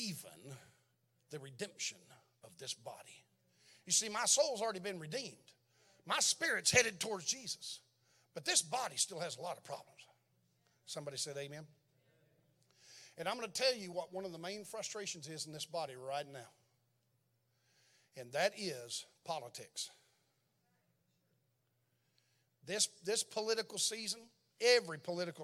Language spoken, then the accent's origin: English; Texas, United States; moved away as an adult; now in Berlin, Germany